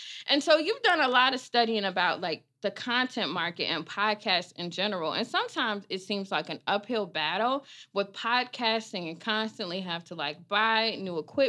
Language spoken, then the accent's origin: English; Chicago, Illinois, United States; New Orleans has influenced me, you know, and I'm from Chicago.